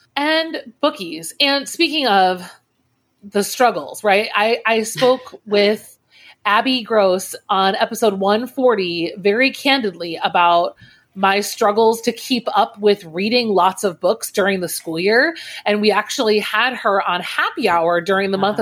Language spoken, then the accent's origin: English; Naperville, Illinois, United States; also born or lived in New Jersey; He's actually from Naperville, which is where I was born and ra- uh, not born. I was raised.